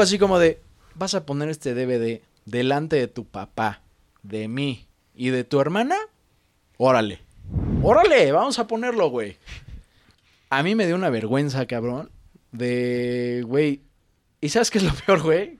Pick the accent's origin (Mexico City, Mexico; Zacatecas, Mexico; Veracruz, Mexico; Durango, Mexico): Mexico City, Mexico; como chilango